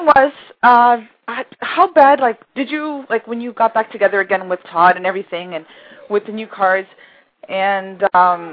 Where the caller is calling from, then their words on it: Toronto, Ontario, Canada; I'm calling from Canada.